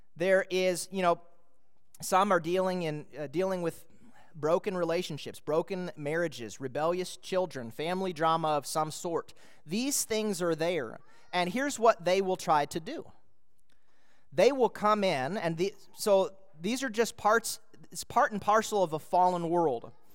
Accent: Minnesota, United States; moved away; I was a boy in Minnesota

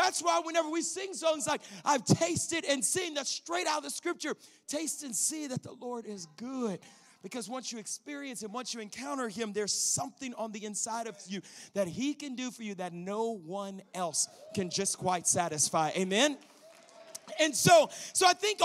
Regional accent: Louisiana, United States; moved away as an adult; also born or lived in Colorado Springs, Colorado / Arizona; I grew up in Louisiana.

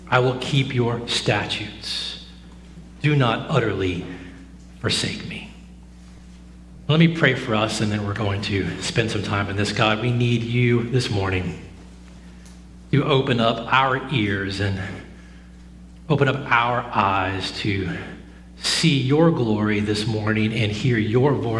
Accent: the South, United States; Growing up in the South, my entire life

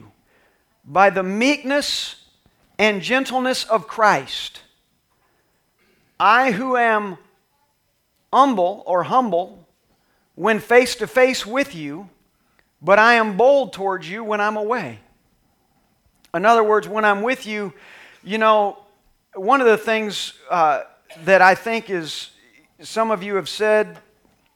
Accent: Texas, United States; I'm from Texas, so we don't say our H's

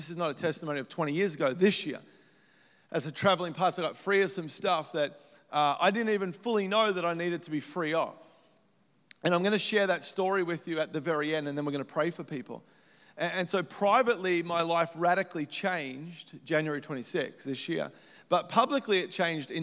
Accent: Melbourne, Victoria, Australia; moved away as an adult; now in United States; I grew up in Melbourne, Australia

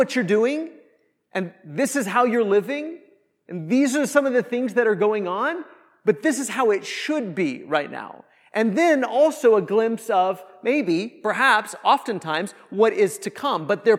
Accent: Kansas, United States; I grew up in Northwest Kansas, and the closest mall or airport or like big city was Denver, Colorado, from where I lived in Kansas.

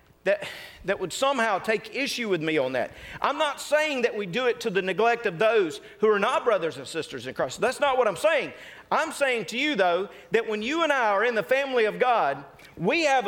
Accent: North Mississippi, United States; I'm from North Mississippi

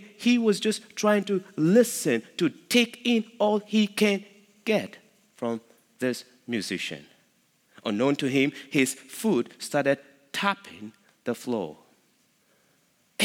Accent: Nigeria; moved away as an adult; now in Midlothian, United States; I am from Nigeria

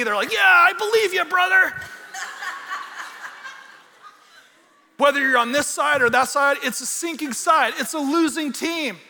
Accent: California, United States; I'm from California

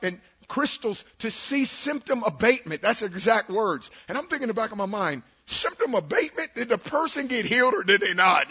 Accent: Oakland, California, United States; I'm from West Oakland. I grew up two blocks from the West MacArthur BART station in Oakland

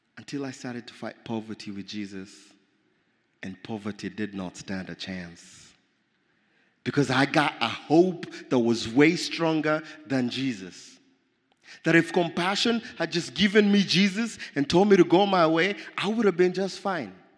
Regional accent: Nairobi, Kenya; I grew up in Nairobi, Kenya

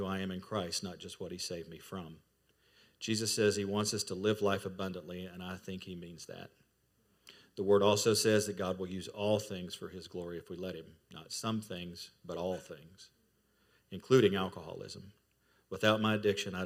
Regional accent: Kentucky, United States; moved away as an adult; also born or lived in Fort Lauderdale, Florida; my home state of Kentucky

